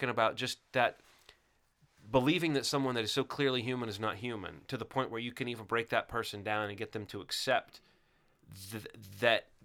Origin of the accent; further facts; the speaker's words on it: the South, United States; even as someone growing up in the South, and I've always been like a great advocate of the South and an apologist for the South